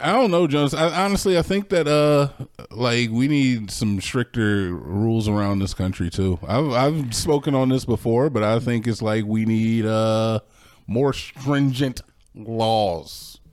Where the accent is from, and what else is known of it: United States